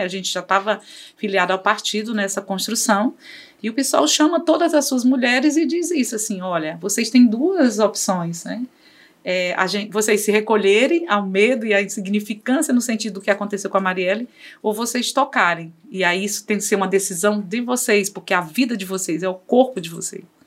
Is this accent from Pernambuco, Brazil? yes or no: no; Fortaleza, Ceará, Brazil; also born or lived in Cariri, Ceará; nasci em Fortaleza, vim para estudar na, em escolas públicas